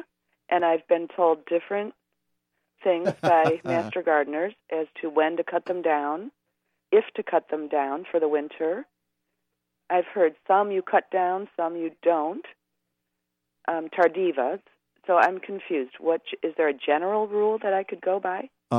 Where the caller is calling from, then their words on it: Chicago, Illinois, United States; The northern suburbs of Chicago.